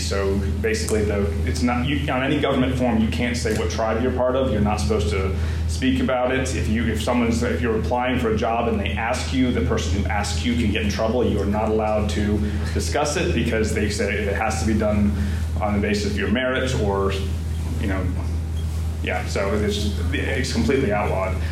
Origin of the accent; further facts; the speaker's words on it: Columbia, South Carolina, United States; now in Greensboro, United States; I was born in Columbia, South Carolina